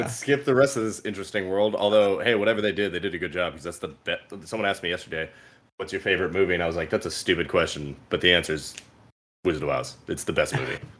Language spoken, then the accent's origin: English; California, United States; we're from California